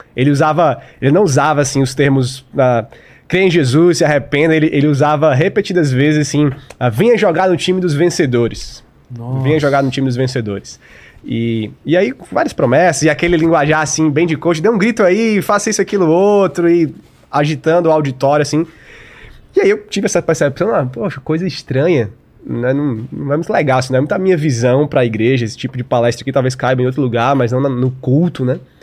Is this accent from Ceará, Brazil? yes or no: yes; Fortaleza, Ceará, Brazil; sou de Fortaleza, Terra Boa